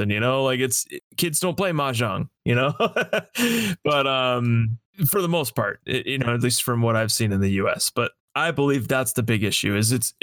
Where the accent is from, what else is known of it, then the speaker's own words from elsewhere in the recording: Las Vegas, Nevada, United States; I grew up in Las Vegas. I spent my entire life there